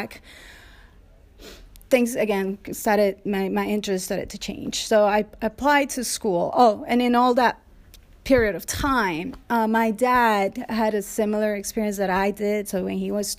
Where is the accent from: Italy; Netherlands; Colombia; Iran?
Colombia; moved away as an adult; now in United States; I moved here 20 years ago from Colombia.